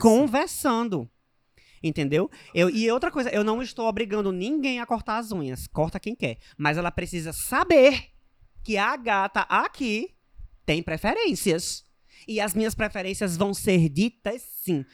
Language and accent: Portuguese; Northeast Region, Brazil; porque sou nordestina